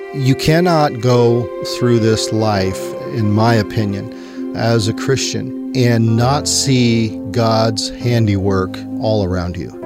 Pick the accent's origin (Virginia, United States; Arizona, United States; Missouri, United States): Missouri, United States; central; growing up in the Midwest, which was Bible Belt, and uh, quite mm. frankly, I guess we were on the northern end central Missouri